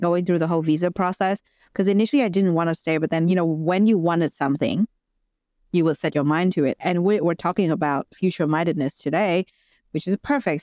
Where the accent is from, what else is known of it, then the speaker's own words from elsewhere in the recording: Vietnam; moved away as an adult; now in Australia; I am an immigrant in Australia. I moved here five years ago, and Uh, I'm originally from Vietnam